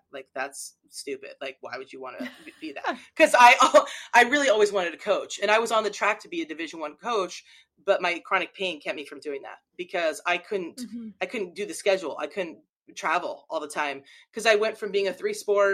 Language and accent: English; Southern Oregon, United States; I grew up in Southern Oregon